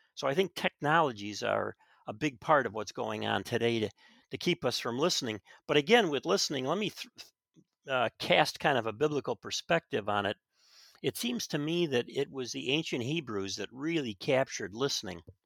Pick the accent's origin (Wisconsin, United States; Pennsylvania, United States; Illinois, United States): Illinois, United States; Chicago; I grew up in Chicago